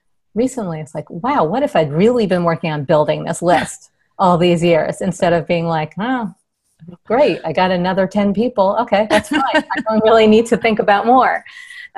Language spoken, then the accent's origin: English; New York, United States; growing up in New York, being a dork in New York.